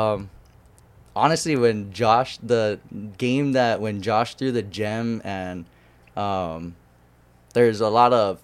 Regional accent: Waimanalo, Hawaii, United States; I grew up in Wamanalo

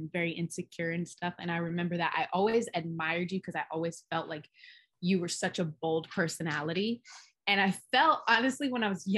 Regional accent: Hawaii, United States; we grew up in Hawaii.

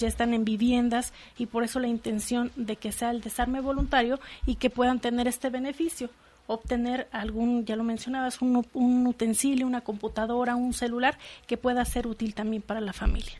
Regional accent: Michoacán, Mexico; moved away as an adult; also born or lived in Guanajuato; now in León, Mexico; yo soy de Michoacán, o sea, nací en Guanajuato, pero me fui a vivir a Michoacán, mis padres me llevaron muy joven

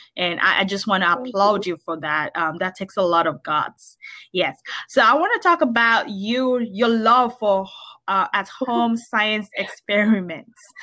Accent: Nigeria; moved away as an adult; now in United States; I grew up in Nigeria

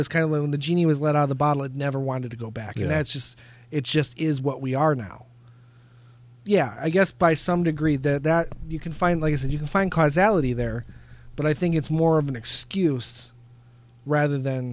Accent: United States; being an American

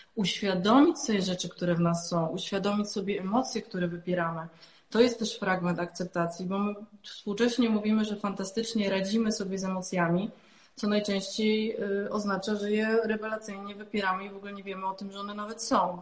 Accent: Silesian Voivodeship, Poland; jestem ze Śląska

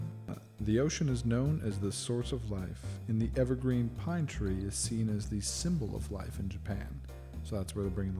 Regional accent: England, United Kingdom; I'm English

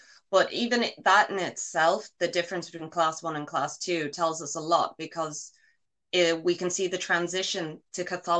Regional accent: Ireland; now in Scotland, United Kingdom; not me because I'm Irish

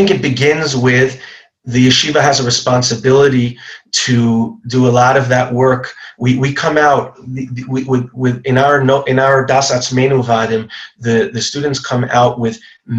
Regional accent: Long Island, New York, United States; I grew up in Long Island

